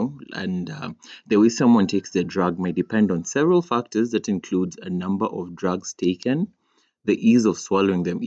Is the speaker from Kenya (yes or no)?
yes; Kenya; in my country, Kenya, we just have a problem with like R and L. We end up saying L in place of R and R in place of L.